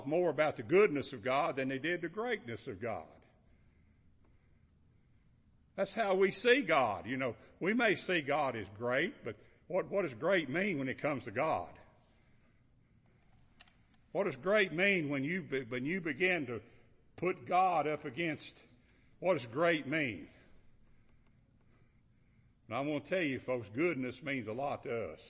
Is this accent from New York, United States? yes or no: no; Kentucky, United States; moved away as an adult; now in Georgia, United States; I'm from Kentucky, but I want to tell you, I've been in Georgia 43 years. That's over half of my life